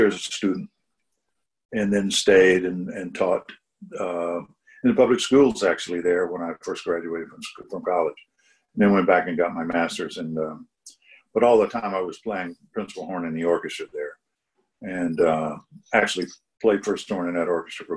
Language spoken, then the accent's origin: English; East Texas, United States; I'm from East Texas